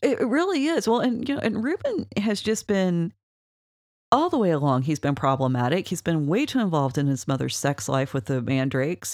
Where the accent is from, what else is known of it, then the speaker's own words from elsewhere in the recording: Oklahoma, United States; We're from Oklahoma.